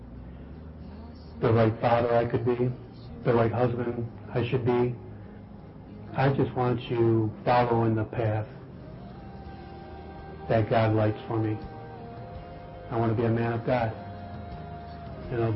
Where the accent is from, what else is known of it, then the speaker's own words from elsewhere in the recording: Highland Park, Michigan, United States; Was raised by my mother in the inner city of in Detroit called Highland Park.